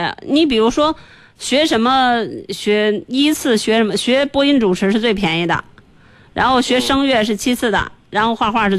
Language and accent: Chinese; China; 因为我们中国人多嘛。